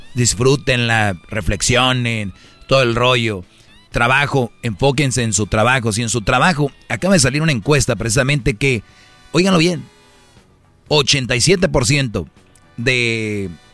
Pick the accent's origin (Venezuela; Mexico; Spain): Mexico; la mayoría somos mexicanos